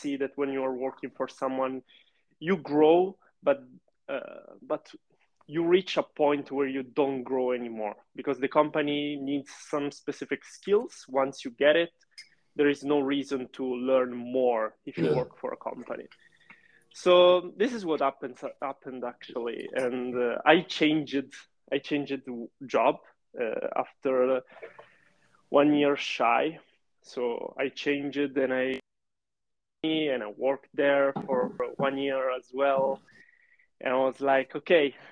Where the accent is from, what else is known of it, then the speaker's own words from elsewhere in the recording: Sicily, Italy; English is a second language; moved away as an adult; also born or lived in Milan; I'm from Sicily, actually. But I lived in Milan for 7 years to study.